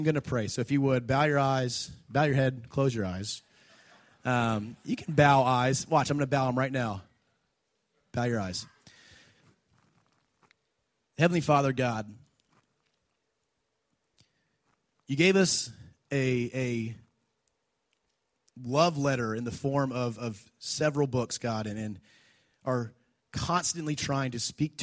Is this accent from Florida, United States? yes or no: yes; Jacksonville, Florida, United States; I grew up in Jacksonville